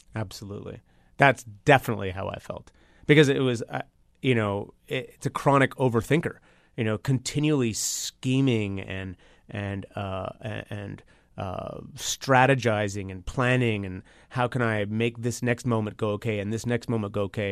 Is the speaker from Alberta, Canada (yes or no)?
no; Toronto, Ontario, Canada; I'm from Toronto